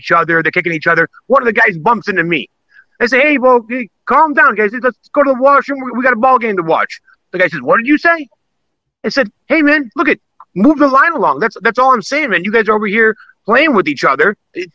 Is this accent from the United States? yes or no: yes; Chicago, Illinois, United States; growing up in Chicago